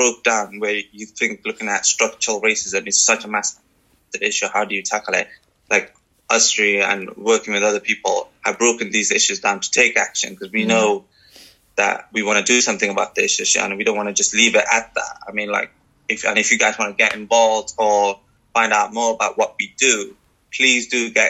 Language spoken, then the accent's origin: English; Sri Lanka; now in Wales, United Kingdom; I'm from Sri Lanka